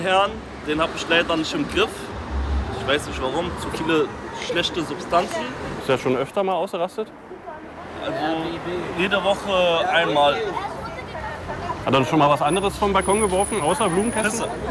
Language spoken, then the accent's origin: German; Berlin, Germany; Berlin wird immer meine Heimat bleiben, natürlich.